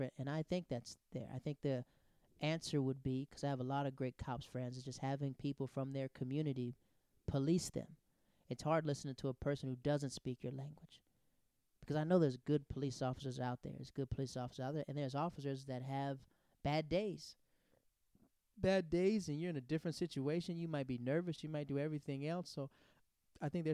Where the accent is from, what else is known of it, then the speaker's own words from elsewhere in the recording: the South, United States; I'm from the South.